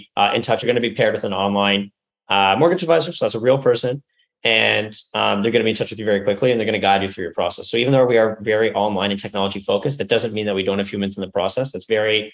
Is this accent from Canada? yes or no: yes; Canada; moved away as an adult; now in United States; a Canadian living in the US